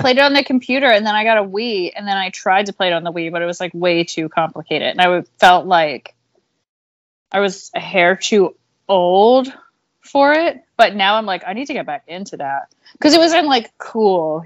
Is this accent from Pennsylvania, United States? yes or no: yes; Pottstown, Pennsylvania, United States; also born or lived in Philadelphia; I'm from Pottstown, which is right outside, but, you know, I can fit, consider myself a Philadelphian